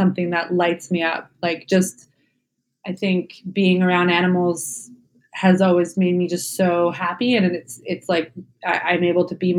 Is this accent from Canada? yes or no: yes; Canada; I'm Canadian